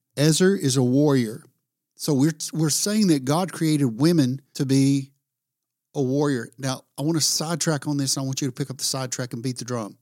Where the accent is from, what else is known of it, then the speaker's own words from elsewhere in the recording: the South, United States; I'm from the South